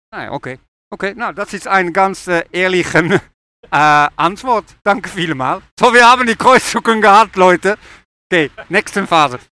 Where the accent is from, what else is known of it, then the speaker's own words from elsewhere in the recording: Germany; wir sind Deutsche